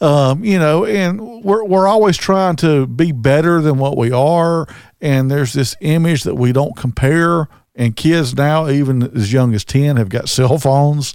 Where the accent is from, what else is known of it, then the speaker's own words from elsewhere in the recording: Southern, United States; accent: Southern; also born or lived in Birmingham, Alabama; my Southern accent.